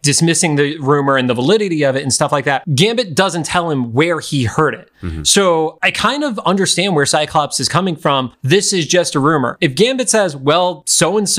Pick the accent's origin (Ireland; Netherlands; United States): United States; Northeast; growing up in the Northeast